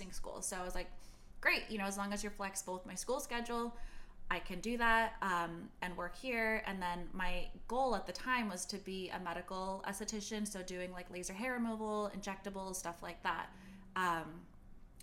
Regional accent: Beverly Hills, California, United States; I grew up in Beverly Hills

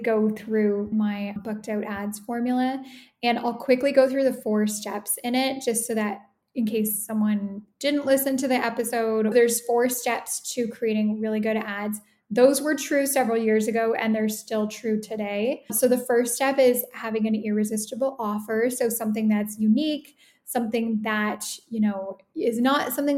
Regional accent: Toronto, Ontario, Canada; moved away as an adult; now in Italy; So I am Canadian. I'm originally from the Toronto area. I currently live in Italy

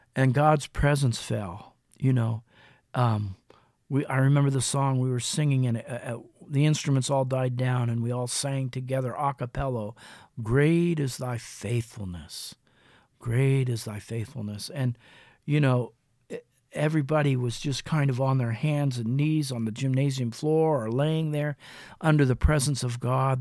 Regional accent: Mansfield, Ohio, United States; in my hometown of Mansfield in Lexington, Ohio

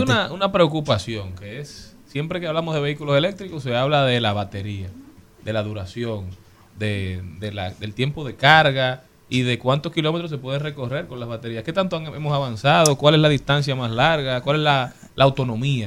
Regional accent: Dominican Republic; todos nosotros como dominicanos

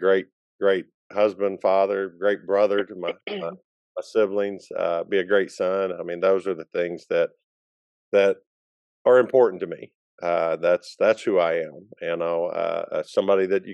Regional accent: Lincoln, Arkansas, United States; I've lived here all my life

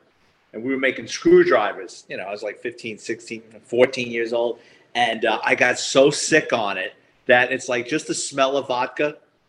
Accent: New York City, New York, United States; When I was a kid growing up in the Bronx

